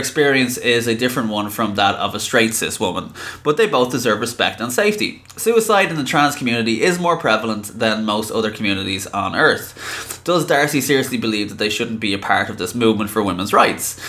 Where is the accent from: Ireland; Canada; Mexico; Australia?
Ireland; I am from Ireland, born and raised